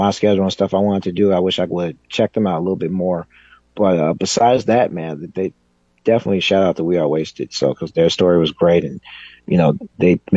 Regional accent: Chicago, Illinois, United States; I'm from the South Side of Chicago.

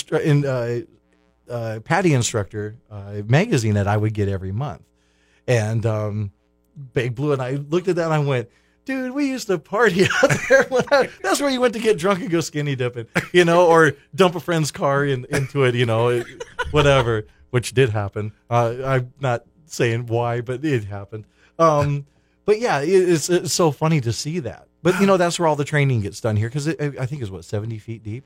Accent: Clear Lake, Iowa, United States; now in Hollywood, Florida, United States; I'm from Clear Lake, Iowa

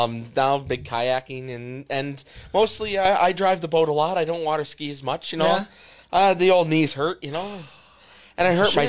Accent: Greenfield Township, Pennsylvania, United States; I grew up in Greenfield Township, which is outside of Carbondale.

